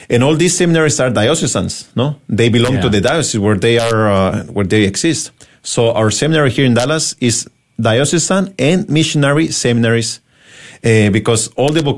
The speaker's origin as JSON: {"language": "English", "country": "Mexico", "also_born_or_lived": "Garland, Texas", "moved": "yes", "lives_now": "United States", "said": "I'm originally from Mexico"}